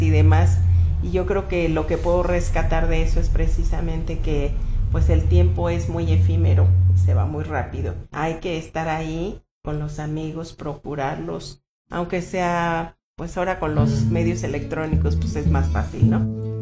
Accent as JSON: {"language": "Spanish", "town": "Pátzcuaro", "region": "Michoacán", "country": "Mexico", "tie": "born or raised there", "also_born_or_lived": "Erongarícuaro / United States", "said": "a los dos meses, me llevaron a Pátzcuaro y crecí yo en Pátzcuaro"}